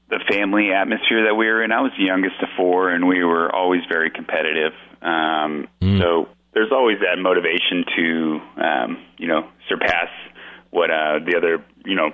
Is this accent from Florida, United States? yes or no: yes; Florida, United States; born there; You know, actually, I was born in Florida, Marty.